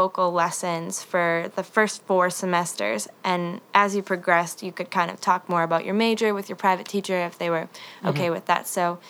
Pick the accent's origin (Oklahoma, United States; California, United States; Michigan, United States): Michigan, United States; Northern; moved away as an adult; also born or lived in Boston; now in Nashville, United States; So I am from Northern Michigan okay. in a very small town, but I've been going to school in Boston for the past 2 years.